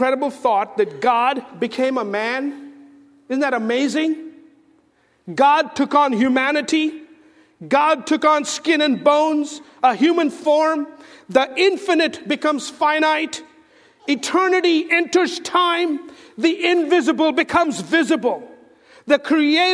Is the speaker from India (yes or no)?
yes; India; moved away; I'm from India